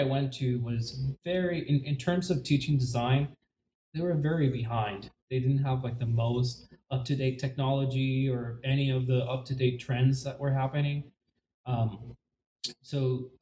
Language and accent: English; Puerto Rico; moved away; I was born in Puerto Rico, born and raised, and I went to school in Puerto Rico